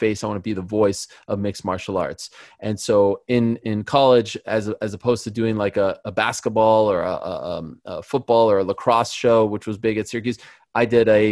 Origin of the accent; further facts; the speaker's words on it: Montreal, Quebec, Canada; I'm from Montreal.